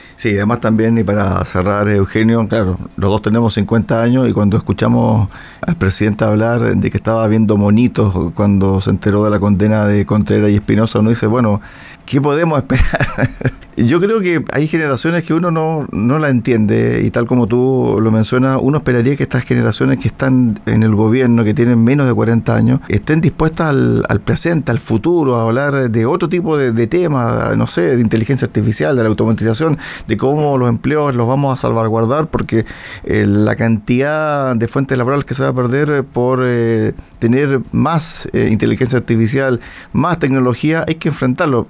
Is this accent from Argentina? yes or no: no; Chile; somos como chilenos